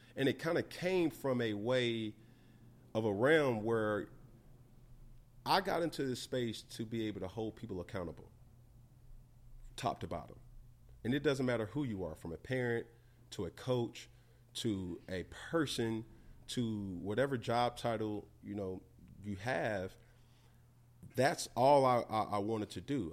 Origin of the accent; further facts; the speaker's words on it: Atlanta, Georgia, United States; I'm from Atlanta